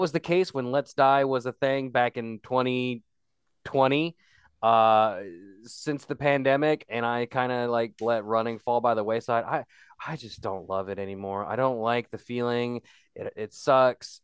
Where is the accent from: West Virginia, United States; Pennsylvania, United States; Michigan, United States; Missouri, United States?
West Virginia, United States; I'm that guy from West Virginia